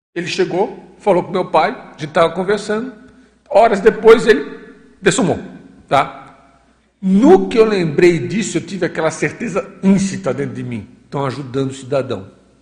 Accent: Florianópolis, Santa Catarina, Brazil; moved away as an adult; Florianópolis, que foi onde eu nasci, eu passei uma vinte e poucos anos da minha vida

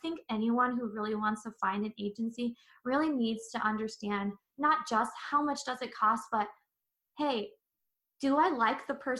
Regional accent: San Diego, California, United States; moved away; I'm originally from San Diego and come from a big Filipino American family

